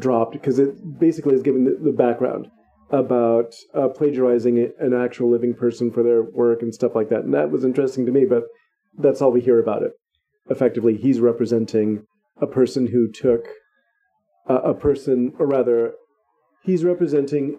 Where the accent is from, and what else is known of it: California, United States